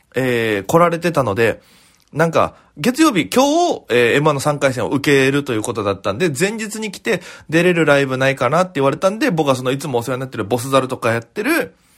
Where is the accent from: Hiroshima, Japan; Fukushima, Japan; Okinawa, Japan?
Okinawa, Japan; now in Tokyo, Japan; 僕は沖縄県の出身でございまして